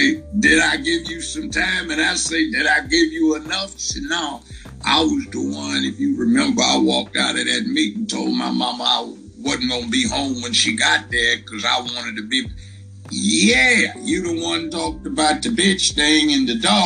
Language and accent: English; Los Angeles, California, United States; moved away as an adult; now in Memphis, United States; I was from Los Angeles